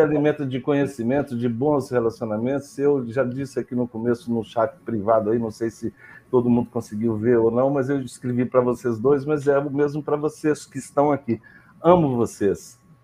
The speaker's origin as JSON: {"language": "Portuguese", "town": "Belo Horizonte", "region": "Minas Gerais", "country": "Brazil", "tie": "born or raised there", "said": "eu nasci em Belo Horizonte, né, que é terra de montanhas"}